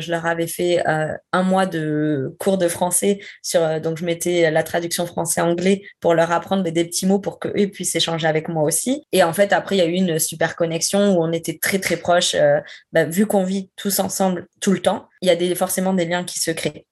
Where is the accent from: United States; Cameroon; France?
France; moved away as an adult; also born or lived in Quebec City, Canada; quand on dit qu'on vient de France